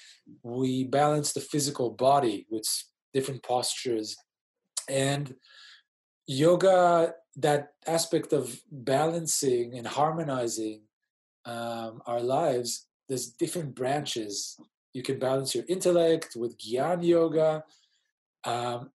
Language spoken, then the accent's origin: English; Israel; moved away as an adult; also born or lived in Sydney, Australia / Europe / New York City, United States; now in Australia; I was born in Sydney to Israeli parents in the late 70s